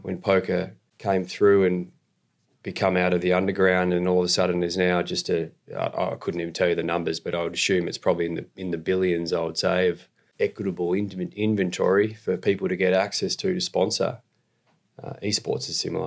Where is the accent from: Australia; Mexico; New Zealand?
Australia; moved away as an adult; now in Canada; I'm from Australia. I live in Canada now.